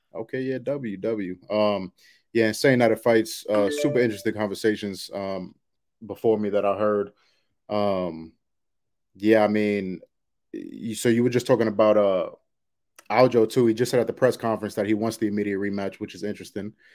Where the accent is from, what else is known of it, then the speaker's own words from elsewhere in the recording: New York, United States; now in Roswell, United States; I'm originally from New York, but I, I live near Atlanta right now